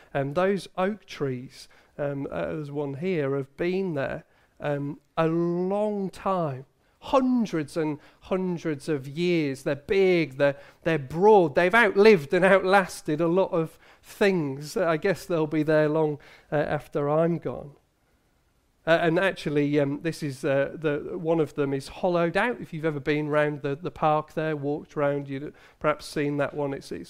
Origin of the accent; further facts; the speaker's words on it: Hull, Yorkshire and the Humber, United Kingdom; My brother had the privilege of meeting the Queen. He was a young lad. We grew up in Hull.